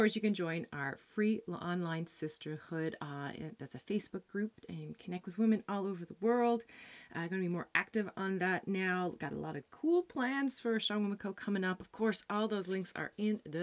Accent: Newfoundland and Labrador, Canada; also born or lived in Netherlands; now in New Brunswick, Canada; I used to say I'm a Newfoundlander and Canadian coming to you from the Netherlands, but not anymore because we moved back to Canada. And of course, we are now in New Brunswick.

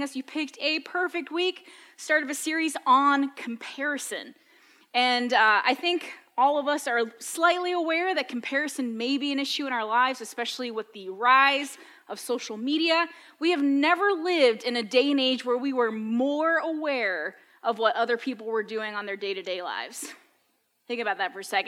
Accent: New England, United States; as a kid growing up in New England, you brought a very specific sandwich to school

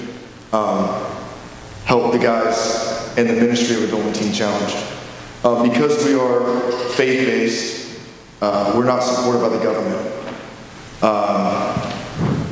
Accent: the South, United States; moved away; I am from the South

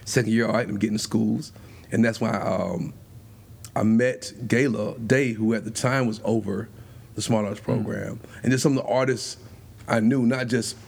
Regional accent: Spartanburg, South Carolina, United States; also born or lived in Greenville, South Carolina; I'm originally from Spartanburg

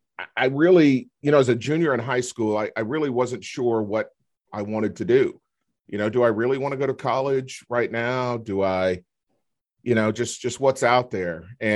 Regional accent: Houston, Texas, United States; I grew up in Houston, Texas. I went to high school there

